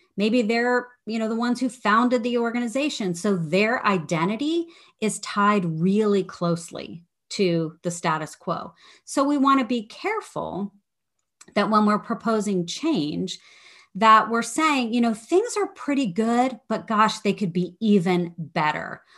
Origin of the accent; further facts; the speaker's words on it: Midwest, United States; moved away as an adult; also born or lived in Washington, D.C.; I grew up in the Midwest.